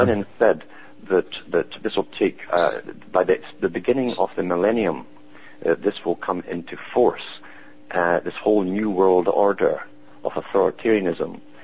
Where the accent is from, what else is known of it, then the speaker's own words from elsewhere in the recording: United Kingdom; I was brought up in Britain